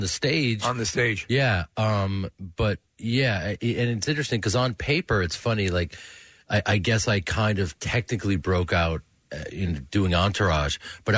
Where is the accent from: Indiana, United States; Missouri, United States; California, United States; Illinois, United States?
Illinois, United States; Chicago; also born or lived in New York; You know, I grew up in Chicago. I was born in New York and then grew up in Chicago, and I grew up in a theater family.